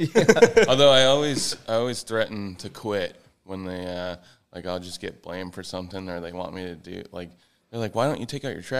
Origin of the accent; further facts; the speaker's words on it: New England, United States; moved away as an adult; now in Florida, United States; I'm from New England, and it's just, there was like 6 feet of snow on the ground, and yeah. I've lived there my whole life.